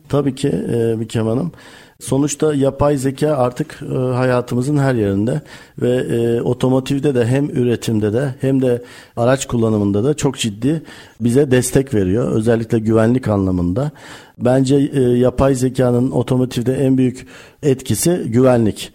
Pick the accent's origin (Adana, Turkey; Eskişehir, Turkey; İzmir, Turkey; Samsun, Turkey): Eskişehir, Turkey; moved away as an adult; now in Bursa, Turkey; 17-1974 Eskişehir doğumluyum